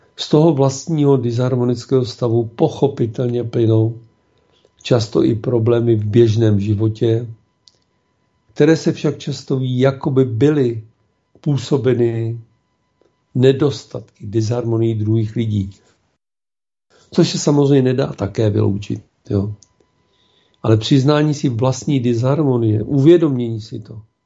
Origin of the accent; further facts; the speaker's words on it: Czechia; jsme my Češi.